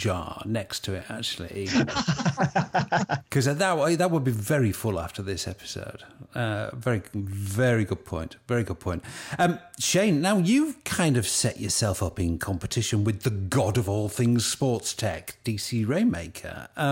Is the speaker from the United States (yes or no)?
no; United Kingdom; As a Brit